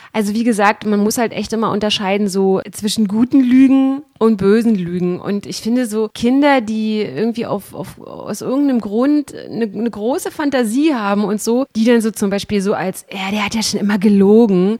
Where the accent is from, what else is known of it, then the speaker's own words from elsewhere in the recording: GDR, East Germany, Germany; ich bin ja in der DDR äh, groß geworden